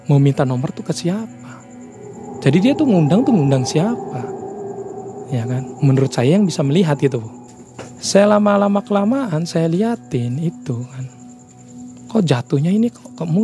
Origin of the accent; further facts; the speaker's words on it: Jatitujuh, West Java, Indonesia; Daerah saya sendiri sih, daerah saya sendiri di Jati Tujuh gitu kan.